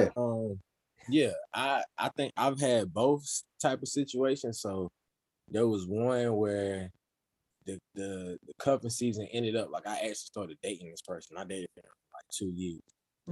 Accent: Kinston, North Carolina, United States; now in Greensboro, United States; a graduate of Winston-Salem State University from Kinston, North Carolina, currently residing in Greensboro

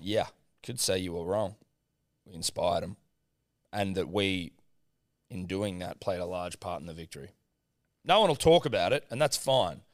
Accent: New South Wales, Australia; a couple of young, young New South Wales bucks

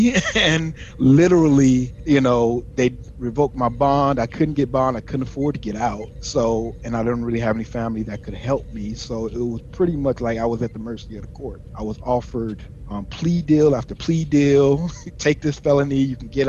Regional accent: Chicago, Illinois, United States; moved away as an adult; I'm originally from Chicago, South Side Chicago, Illinois, and I went to the Navy, joined the Navy at 18, right after high school

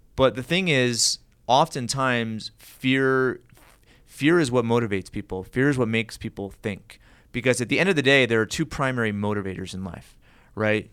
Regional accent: United States; growing up as an American

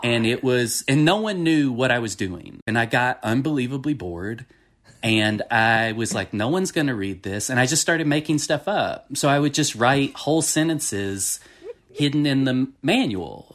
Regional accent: Franklin County, Tennessee, United States; also born or lived in Cambridge, Massachusetts / Florida; I've lived my whole life basically in this county

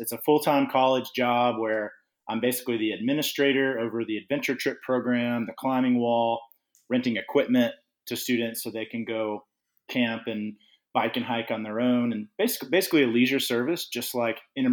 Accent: Nashville, Tennessee, United States; growing up in Nashville, Tennessee together and hanging out in middle school and high school

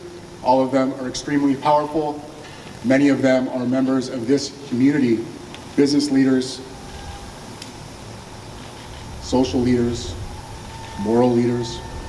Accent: Southern California, United States; I was born and raised in Southern California.

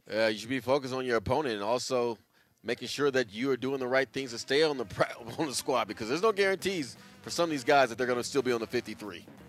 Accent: Bay Area, California, United States; us growing up in the Bay Area

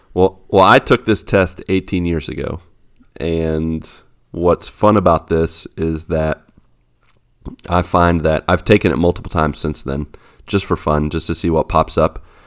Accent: West Virginia, United States; I was born in West Virginia.

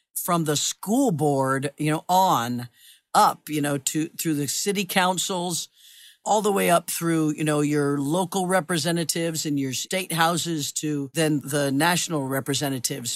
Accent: Kansas, United States; I grew up in Kansas

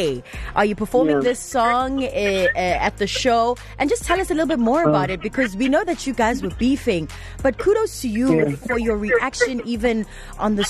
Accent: Durban, KwaZulu-Natal, South Africa; I'm from Durban

